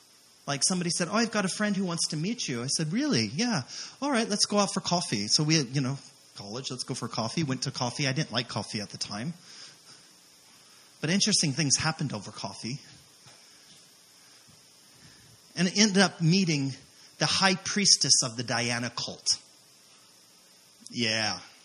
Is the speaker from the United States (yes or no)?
yes; Hawaii, United States; oh, we came from Hawaii.